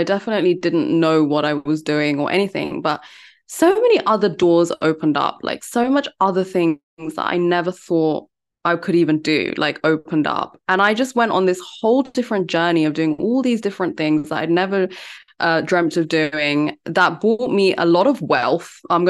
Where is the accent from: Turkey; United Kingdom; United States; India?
India; because I'm Indian. I come from a very academic family and no one has done any music or anything like that.